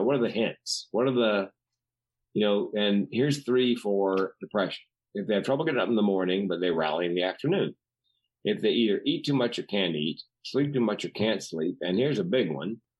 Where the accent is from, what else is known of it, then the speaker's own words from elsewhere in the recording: the South, United States; growing up in the South